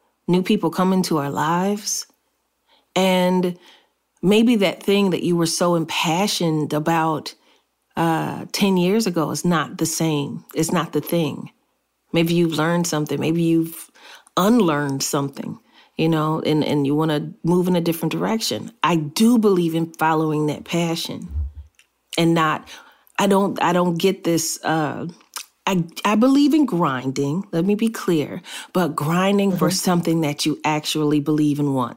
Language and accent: English; United States; we, as American, African Americans